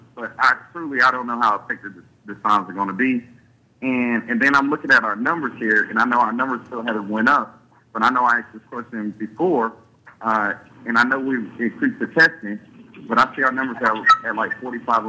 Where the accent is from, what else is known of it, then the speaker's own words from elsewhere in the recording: Liberty County, Georgia, United States; I'm born and raised in Liberty County. I have family on from the east side to the west side in Hinesville